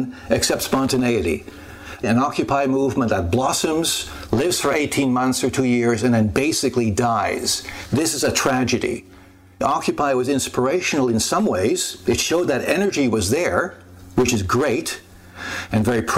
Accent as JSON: {"language": "English", "country": "Canada", "said": "I, as a Canadian"}